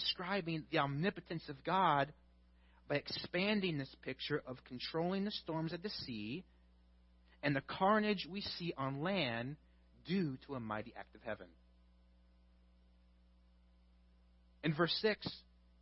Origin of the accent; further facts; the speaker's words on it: Midwest, United States; I'm from the Midwest